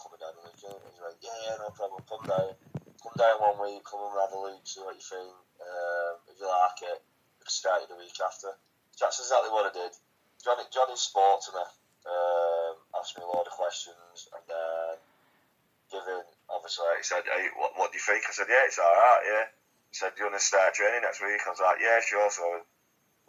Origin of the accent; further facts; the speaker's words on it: Wigan, North West England, United Kingdom; So I'm from Wigan, which is about 20 minutes from Manchester